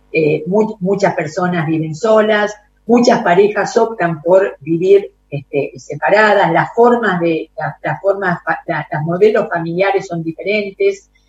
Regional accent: Argentina; como Argentina y como argentinos

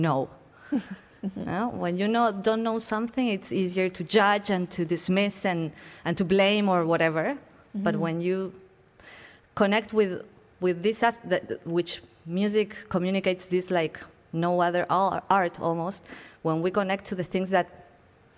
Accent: Buenos Aires, Argentina; moved away as an adult

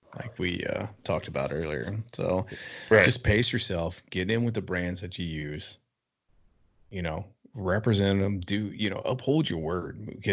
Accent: Cincinnati, Ohio, United States; I'm from Cincinnati, Ohio.

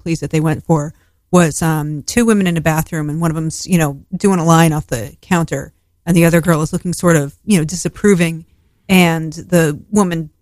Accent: Connecticut, United States; I grew up in Connecticut

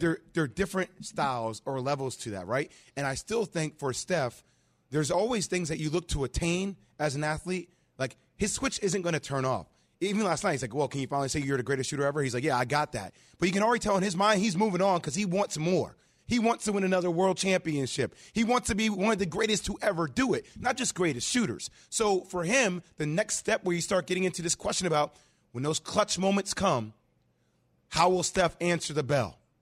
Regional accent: New Jersey, United States; I'm from Jersey, a Nets fan

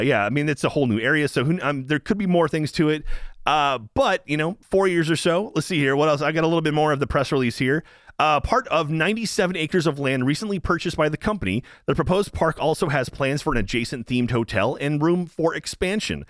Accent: Texas, United States; I'm born and raised in Texas

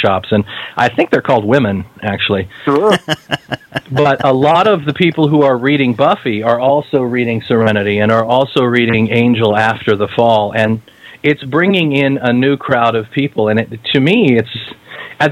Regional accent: Kansas, United States; I'm from Kansas

